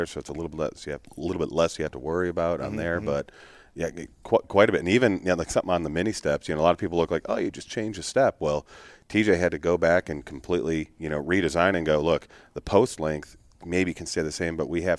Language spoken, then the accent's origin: English; Illinois, United States; being from Illinois.